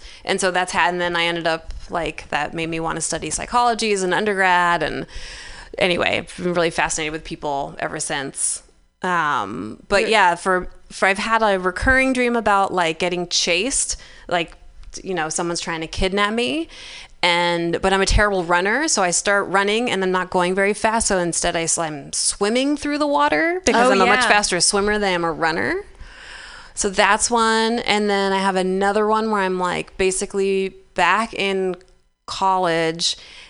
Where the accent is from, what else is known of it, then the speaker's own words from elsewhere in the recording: the South, United States; I grew up in the South, so we were all about, like, Southern hospitality and niceties and serving people.